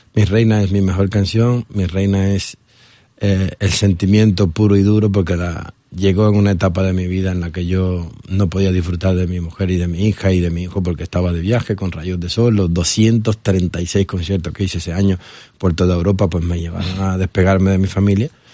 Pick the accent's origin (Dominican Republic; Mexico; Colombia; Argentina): Dominican Republic; also born or lived in Barcelona, Spain; now in Spain; yo soy dominicano, soy nacido en la República Dominicana pero mi corazón está partido en dos